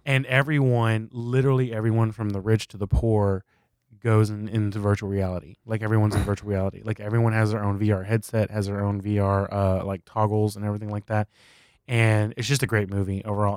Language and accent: English; South Texas, United States; moved away as an adult; we moved our entire family from South Texas to, uh, East Texas